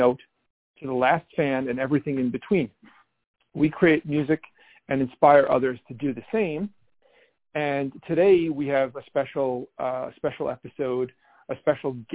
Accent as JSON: {"language": "English", "town": "New York City", "region": "New York", "country": "United States", "said": "I'm from Brooklyn, but I didn't live here forever. I moved away for a while, and when I came back"}